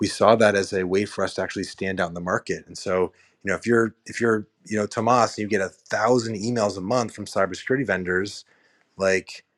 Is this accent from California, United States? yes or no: yes; Marin, Bay Area, California, United States; moved away as an adult; also born or lived in New York / San Francisco; now in East Bay, United States; I grew up in the North Bay in Marin, and then I live in New York for a decade, and I live in San Francisco for a decade